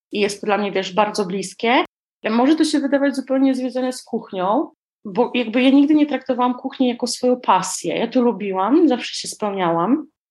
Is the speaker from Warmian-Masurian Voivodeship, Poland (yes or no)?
yes; Warmian-Masurian Voivodeship, Poland; wychowałam się tutaj u nas na Mazurach